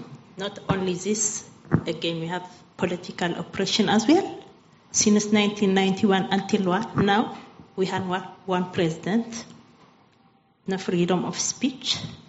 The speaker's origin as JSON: {"language": "English", "country": "Eritrea", "moved": "yes", "said": "I came from Eritrea."}